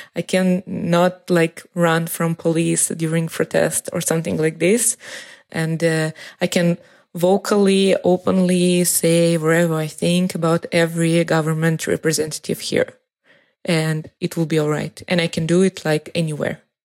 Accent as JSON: {"language": "English", "region": "Moscow", "country": "Russia", "moved": "as an adult", "lives_now": "Beersheba, Israel", "said": "I'm from Moscow"}